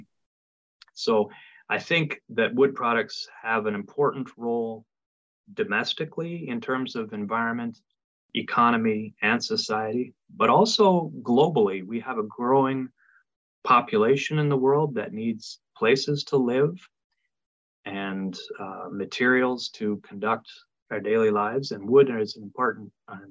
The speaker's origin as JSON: {"language": "English", "country": "Canada", "tie": "born or raised there", "moved": "yes", "lives_now": "Knoxville, United States", "said": "I come from Canada originally"}